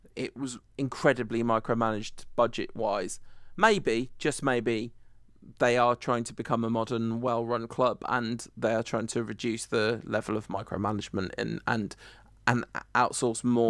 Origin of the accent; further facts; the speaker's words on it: United Kingdom; we're British